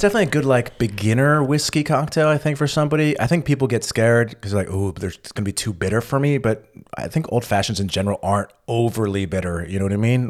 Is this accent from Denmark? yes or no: no; California, United States; I'm from California